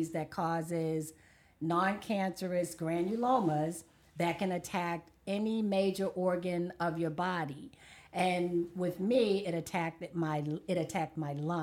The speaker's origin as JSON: {"language": "English", "town": "Baltimore", "region": "Maryland", "country": "United States", "tie": "born or raised there", "said": "Born and raised in West Baltimore"}